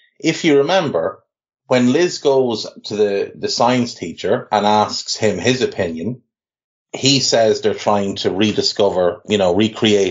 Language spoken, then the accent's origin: English; Ireland; we grew up in Ireland. We grew up in the 80s and 90s in Ireland